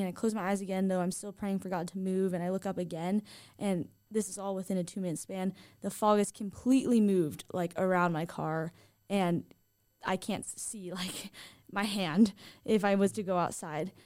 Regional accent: Southern California, United States; now in Idaho, United States; I am originally from Southern California, where In N Out is very popular

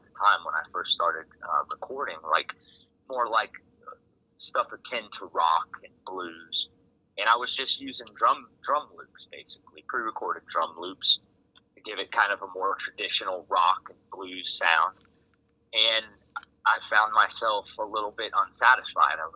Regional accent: Colorado, United States; moved away as an adult; now in New Jersey, United States; I was actually born and raised in Colorado, and ended up out in New Jersey

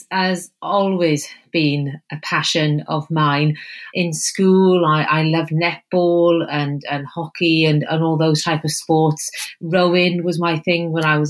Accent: Wales, United Kingdom; accent: Welsh; you can probably tell by my accent that I'm Welsh

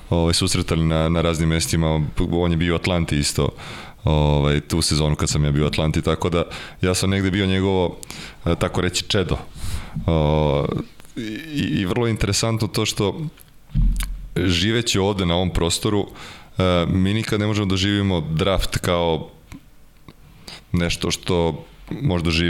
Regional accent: Serbia; moved away as an adult; also born or lived in Seattle, United States; ja kao Srbin koji je jeo hleb i sa supom i sa pastom i sa krompirom

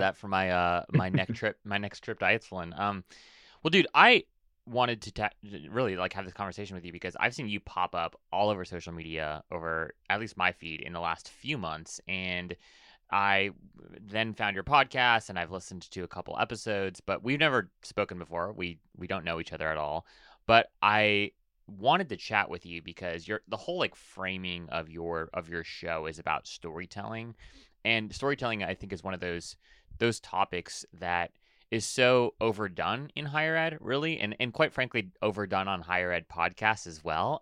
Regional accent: Hawaii, United States; I was born and raised in Hawaii

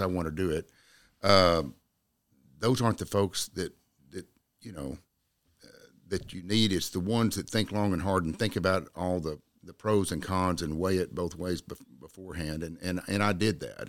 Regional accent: Jacksboro, Texas, United States; I was born in Jacksboro, raised in Jacksboro, uh, graduated from Jacksboro High School in nineteen seventy-nine.

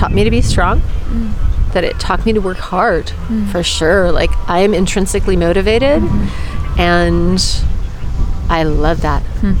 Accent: United States; Yeah, well, I'm American. There's, there's plenty to not be proud of.

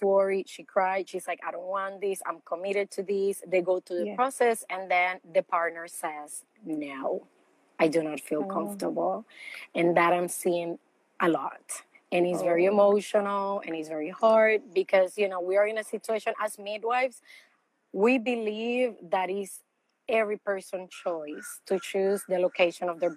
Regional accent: Puerto Rico; moved away as an adult; also born or lived in Los Angeles, California; now in St. Petersburg, United States; I am from Puerto Rico, and I spent the last 12 years in Los Angeles, California

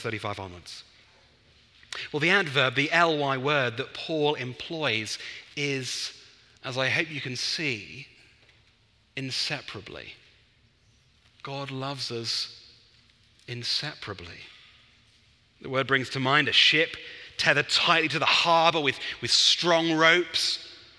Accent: England, United Kingdom; as an Englishman

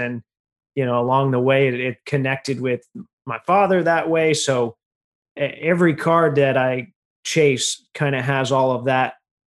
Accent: Indiana, United States; I grew up in Indiana.

